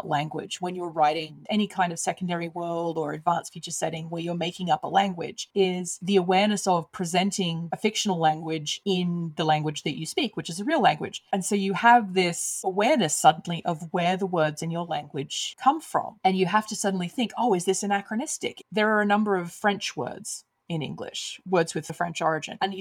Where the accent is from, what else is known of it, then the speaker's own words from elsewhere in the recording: Australia; I grew up in Australia